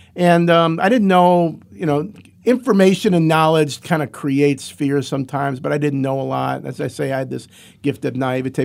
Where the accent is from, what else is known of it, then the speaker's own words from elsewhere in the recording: Cleveland, Ohio, United States; now in Athens, United States; I grew up in Cleveland and came to Athens as a freshman in seventy-six